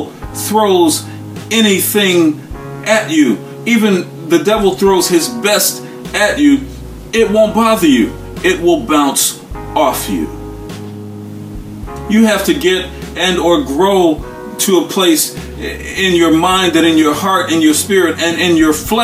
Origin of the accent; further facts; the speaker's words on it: United States; As African-American people